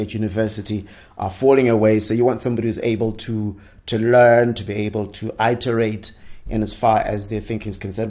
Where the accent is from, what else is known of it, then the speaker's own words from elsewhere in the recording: Zimbabwe; I'm from Zimbabwe